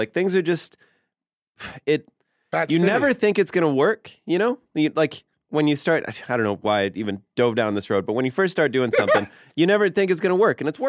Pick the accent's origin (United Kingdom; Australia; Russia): Russia; Well, I'm from Russia, so that's why they have the Smirnoff that I'm drinking.